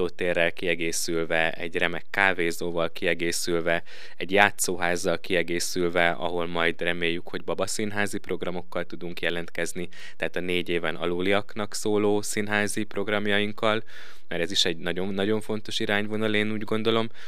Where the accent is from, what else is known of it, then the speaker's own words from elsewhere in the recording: Szombathely, Vas, Hungary; moved away as an adult; also born or lived in Budapest; now in Veszprém, Hungary; Én, ahogy talán említettem is, szombathelyen nőttem fel